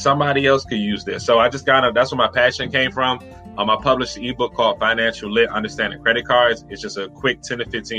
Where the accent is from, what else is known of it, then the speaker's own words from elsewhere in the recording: Washington, District of Columbia, United States; I'm from Washington, D.C.